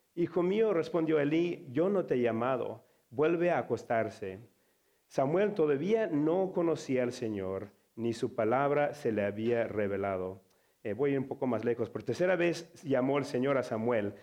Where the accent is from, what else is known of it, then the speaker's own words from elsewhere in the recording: Mexico; accent: Mexican; now in Chicago, United States; yo tengo un acento mexicano